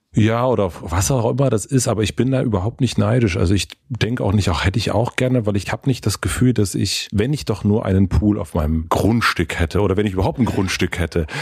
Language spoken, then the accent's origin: German; Southern Brandenburg, Germany; Ich komme her aus einer Familie aus Südbrandenburg mit einem sehr, sehr geringen Einkommen